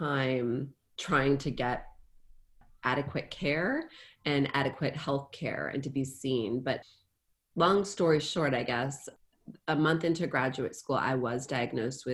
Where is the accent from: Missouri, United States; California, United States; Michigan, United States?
Michigan, United States; moved away as an adult; also born or lived in Ann Arbor, Michigan / Baltimore, Maryland; That's where I grew up. And then I went to Ann Arbor for University of Michigan for my undergraduate